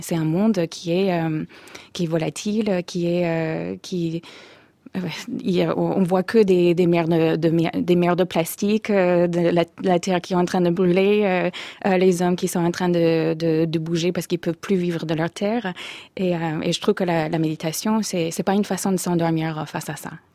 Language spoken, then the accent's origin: French; Minnesota, United States; French is a second language; moved away as an adult; also born or lived in Oslo, Norway; now in France; Je viens du Minnesota. Je, suis née et j'ai grandi dans le Minnesota